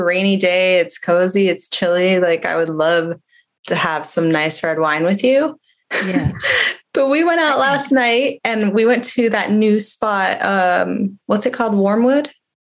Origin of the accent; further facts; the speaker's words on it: San Diego, California, United States; also born or lived in La Jolla / Coronado / Tijuana / Monterrey; No, I was born and raised in San Diego. I've been here all my life. I left like during college and I traveled for a few years, but I came back here. So I've always been here.